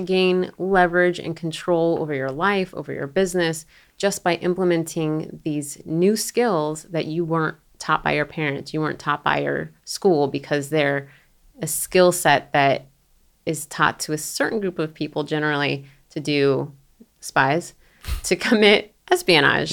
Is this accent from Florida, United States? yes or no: yes; Florida, United States; moved away; I'm from Florida, I'm from the South